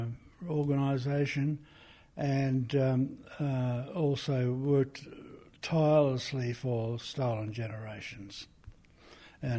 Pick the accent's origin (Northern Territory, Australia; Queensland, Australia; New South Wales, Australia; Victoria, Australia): Northern Territory, Australia; Eastern Arrernte, Artunga, east of Alice Springs; I'm from the East Aranda group from Altunga, east of Alice Springs.